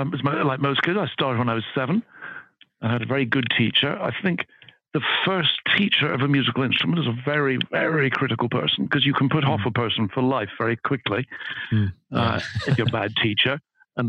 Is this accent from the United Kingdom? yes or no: yes; Edinburgh, Scotland, United Kingdom; I grew up in Edinburgh. I was brought up in Scotland. I went to school in Edinburgh, high school in Edinburgh, then university in Edinburgh. So although I've lost the accent, I'm very much a Scot by background.